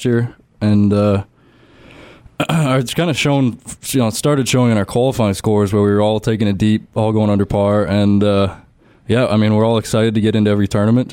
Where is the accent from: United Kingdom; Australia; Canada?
Canada; Toronto, Ontario; moved away as an adult; now in Mississippi, United States; growing up in Canada, you kind of grow up playing hockey and golf in the summers